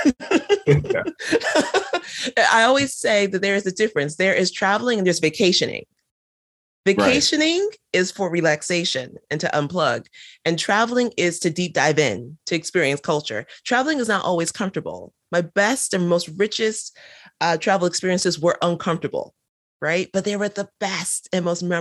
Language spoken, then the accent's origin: English; United States; accent: American; being born and raised in the United States